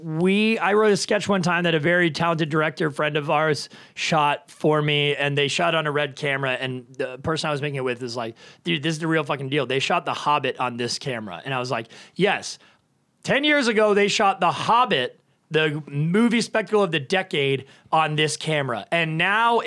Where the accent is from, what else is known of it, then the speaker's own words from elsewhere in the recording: Canada; I'm Canadian. I should know this. I'm French Canadian